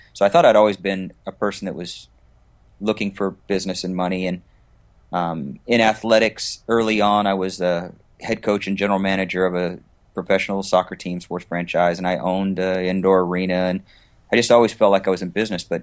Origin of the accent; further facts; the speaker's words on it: West Coast, United States; also born or lived in Augsburg, Germany; Well, I was born in Augsburg, Germany. So my father was in the military, and I was uh, overseas, but. We pretty much settled in the West Coast once we got back to the States